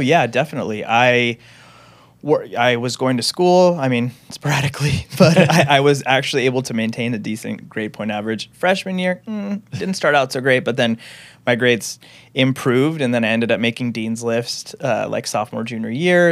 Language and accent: English; Renton, Washington, United States; also born or lived in Seattle, Washington; I grew up in the Renton, Washington area